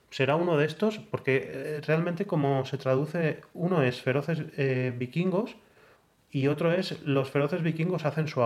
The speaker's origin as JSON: {"language": "Catalan", "region": "Balearic Islands", "country": "Spain", "said": "floro en la BSK i soc de Mallorca."}